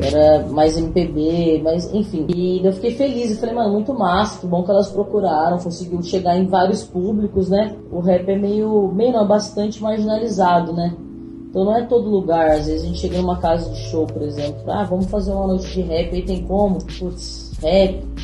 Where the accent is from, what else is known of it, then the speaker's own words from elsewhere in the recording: Pindamonhangaba, São Paulo, Brazil; now in Taubaté, Brazil; eu sou de Pindamonhangaba, moro atualmente em Taubaté